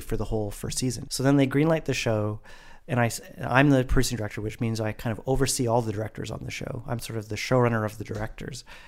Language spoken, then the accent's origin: English; Vancouver, British Columbia, Canada; in Vancouver, in my hometown